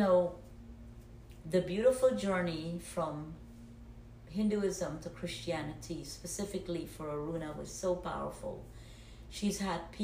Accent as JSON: {"language": "English", "country": "Guyana", "tie": "born or raised there", "moved": "as an adult", "lives_now": "United States", "said": "I was born in Guyana, South America, came to the United States when I was 19 years old."}